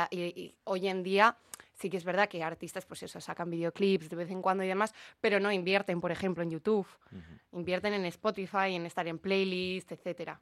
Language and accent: Spanish; Bilbao, Basque Country, Spain; la ciudad de donde soy